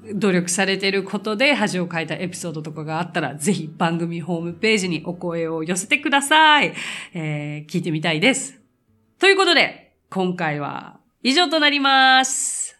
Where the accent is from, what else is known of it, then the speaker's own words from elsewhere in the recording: Japan; I'm Japanese